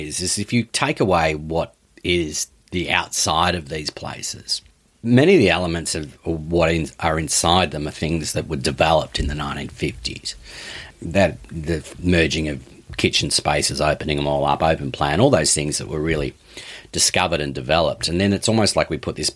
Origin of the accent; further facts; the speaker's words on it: Mount Eliza, Victoria, Australia; the Ranelagh Estate, where I grew up in Mount Eliza, was designed by Walter Burley Griffin